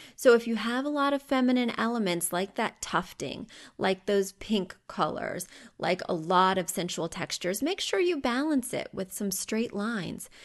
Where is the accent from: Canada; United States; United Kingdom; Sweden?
United States; Missouri; moved away; I grew up in Missouri